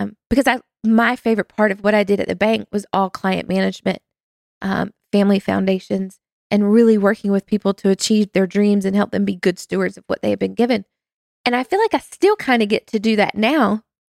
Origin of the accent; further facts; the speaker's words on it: North Carolina, United States; moved away as an adult; now in New Jersey, United States; I do not sound like I'm from New Jersey because I'm not. Well, I didn't grow up in New Jersey. I should say that. New Jersey is now home.